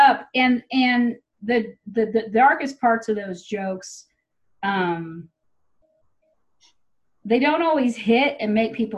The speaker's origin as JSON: {"language": "English", "town": "Tyler", "region": "Texas", "country": "United States", "tie": "born or raised there", "moved": "yes", "said": "I grew up in Tyler."}